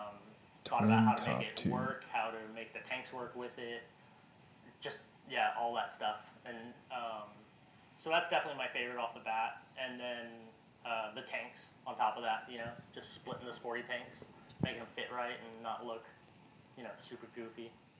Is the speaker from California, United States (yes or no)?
no; San Antonio, Texas, United States; now in Austin, United States; I'm from San Antonio, Texas originally. Live in Austin, Texas